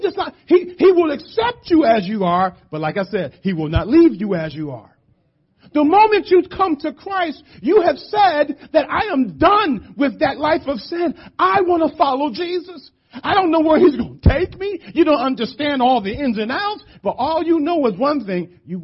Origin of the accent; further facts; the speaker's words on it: Philadelphia, Pennsylvania, United States; I grew up in the hood. I grew up in West Philly